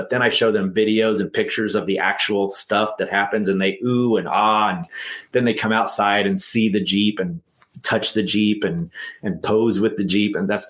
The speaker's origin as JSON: {"language": "English", "region": "Texas", "country": "United States", "said": "And I want to be Tex, because I'm from Texas."}